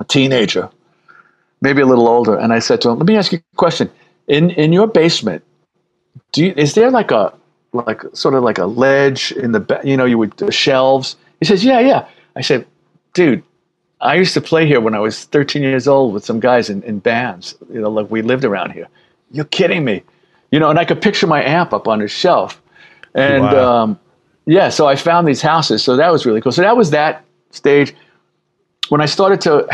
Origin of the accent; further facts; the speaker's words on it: New York City, New York, United States; also born or lived in Queens; So I grew up in the Bronx and then I moved to Queens when I was like 13